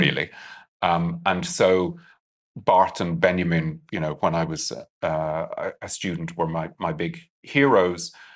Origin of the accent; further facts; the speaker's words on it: Ireland; I'm Irish